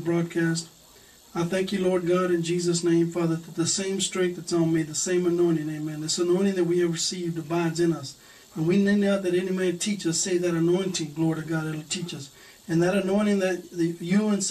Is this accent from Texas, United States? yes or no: yes; Texas, United States; I'm from Texas. I was born here in Texas